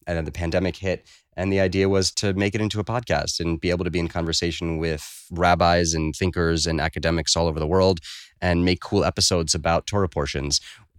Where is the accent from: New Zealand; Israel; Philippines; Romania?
Israel; Kibbutz Yahel, Southern District; born there; moved away; I was born in Israel on a little kibbutz, Kibbutz Yahel, about 45 minutes north of Eilat.